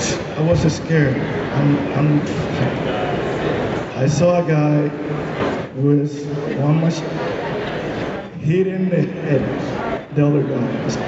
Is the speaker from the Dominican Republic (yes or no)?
yes; Dominican Republic; I'm from Dominican